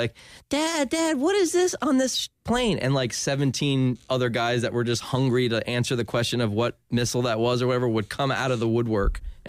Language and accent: English; Ormond Beach, Florida, United States; also born or lived in New Jersey / Winter Park, Florida; I grew up in Ormond Beach. When we moved here to Winter Park